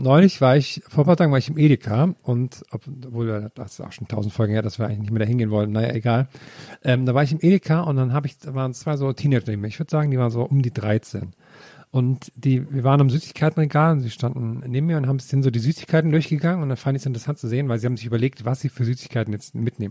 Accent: Thuringia, Germany; meiner Kindheit in Thüringen

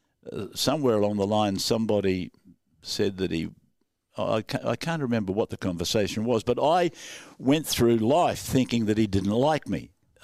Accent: Young, New South Wales, Australia; now in Sydney, Australia; When I came from Young, I went to 2GB and we bought a little house at Seven Hills. Then we moved up. We thought we were moving right up. We went to Northmead and then we went from Northmead to Castle Hill.

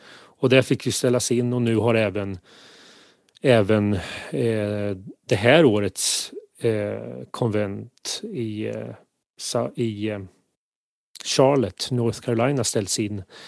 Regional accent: near Kisa, Östergötland, Sweden; från Kisa som eh, ligger i eh, närheten där jag är uppvuxen

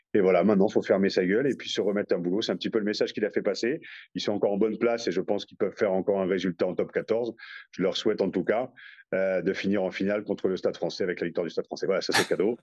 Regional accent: France; on est français

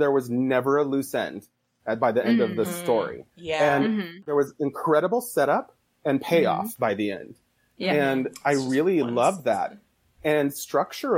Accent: Idaho, United States; I'm from Idaho.

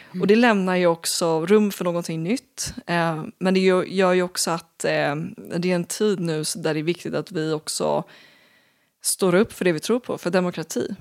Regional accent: Sweden

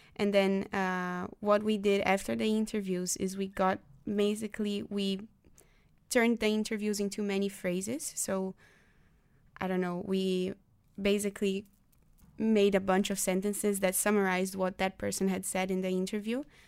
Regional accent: Brazil; now in The Hague, Netherlands; I am from Brazil, but I'm also partly Dutch

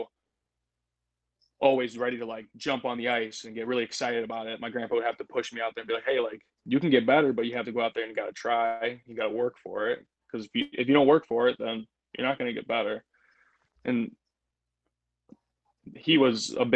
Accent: Toledo, Ohio, United States; I grew up in Toledo. You know, I grew up kind of towards the Toledo Zoo on the Anthony Wayne Trail right over there

